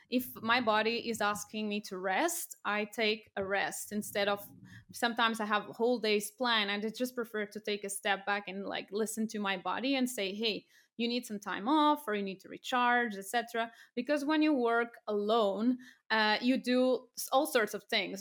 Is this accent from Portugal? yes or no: yes; Portugal; moved away as an adult; also born or lived in France / United Kingdom / Cambodia; I'm from Portugal originally